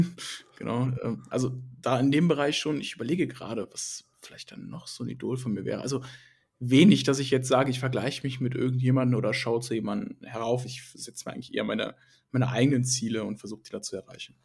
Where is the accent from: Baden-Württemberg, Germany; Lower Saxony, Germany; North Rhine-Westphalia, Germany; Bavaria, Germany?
North Rhine-Westphalia, Germany; Krefeld; hier auch in meiner Heimatstadt